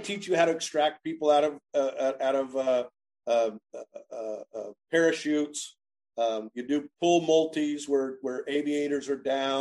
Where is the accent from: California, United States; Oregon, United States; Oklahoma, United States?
Oklahoma, United States; Enid; moved away as an adult; also born or lived in Kansas; now in Starke, Florida, United States; we were born and raised in Enid, Oklahoma